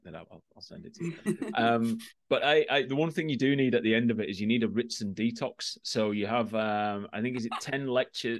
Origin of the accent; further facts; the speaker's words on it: Yorkshire and the Humber, United Kingdom; also born or lived in Ireland; as a Yorkshireman